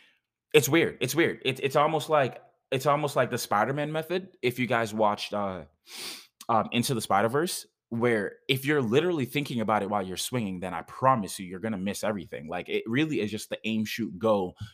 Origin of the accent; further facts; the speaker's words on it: Jamaica; That's my accent wanting to come out most of the time. But it's like, I've gotten so gentrified that most people don't even understand that when it comes to being Jamaican